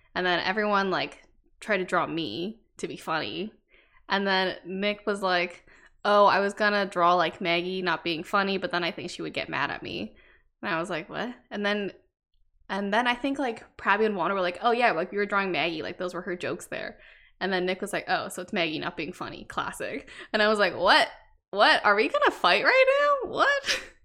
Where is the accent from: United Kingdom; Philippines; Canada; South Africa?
Canada; I was born in Canada to two immigrant Vietnamese parents.